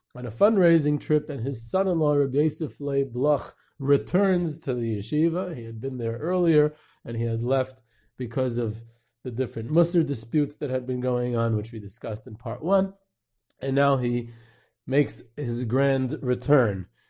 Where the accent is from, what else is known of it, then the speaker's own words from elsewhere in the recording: United States; I grew up in Muncie